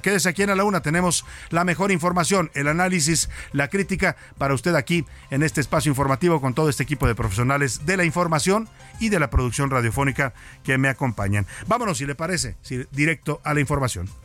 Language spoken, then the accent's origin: Spanish; Mexico; en eso nos falta mucho que aprender como mexicanos